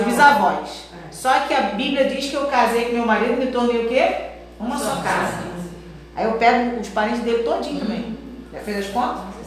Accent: Brazil; nós somos brasileiros

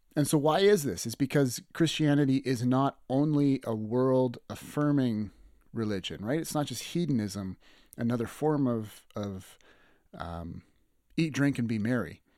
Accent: Lethbridge, Alberta, Canada; this landmark bridge that's in my hometown of Lethbridge

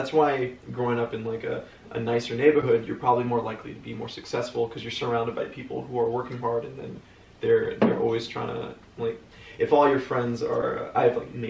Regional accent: Los Angeles, California, United States; I think I was born in West Hills Hospital. It's West Hills is a small suburb in the greater city of Los Angeles. And and basically I grew up in a small gated street

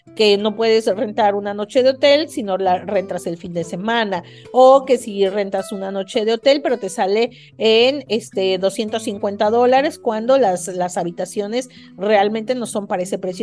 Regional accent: Mexico City, Mexico; moved away as an adult; now in Tijuana, Mexico; yo soy de la Ciudad de México, me vine a estudiar aquí eh, una maestría

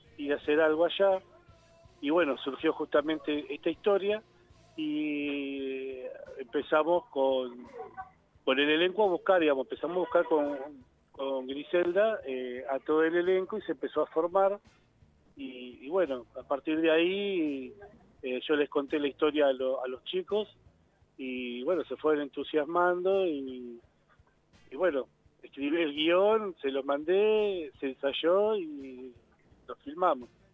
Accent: Zárate, Buenos Aires Province, Argentina; yo soy de la ciudad de Zárate, digamos, al norte de la provincia de Buenos Aires

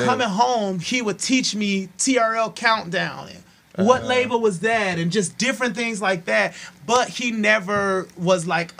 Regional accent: Minneapolis, Minnesota, United States; I am from the north side of Minneapolis, born and raised.

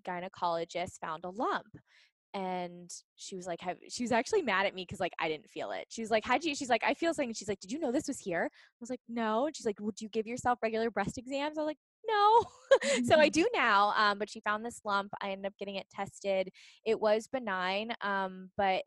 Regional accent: Pittsburgh, Pennsylvania, United States; moved away as an adult; now in San Diego, United States; I'm from Pittsburgh. So born and raised on the East Coast

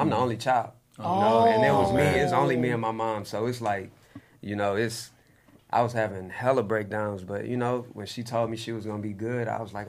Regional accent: Houston, Texas, United States; I'm from Houston. H-Town.

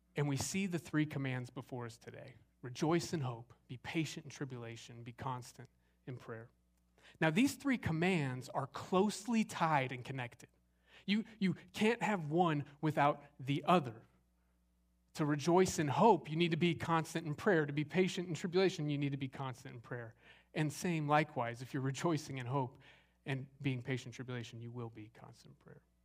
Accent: Arizona, United States; moved away as an adult; also born or lived in Southern California; now in Longview, Texas, United States; I grew up in Arizona

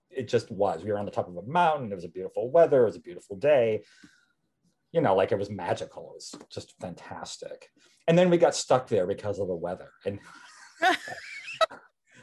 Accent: Wisconsin, United States; I was born in a small town in Wisconsin

